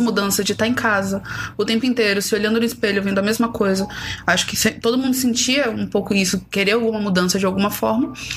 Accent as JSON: {"language": "Portuguese", "region": "São Paulo", "country": "Brazil", "also_born_or_lived": "Bahia", "said": "eu sou paulista. Eu Sim. sempre falei que eu tenho um pé em São Paulo e um pé na Bahia"}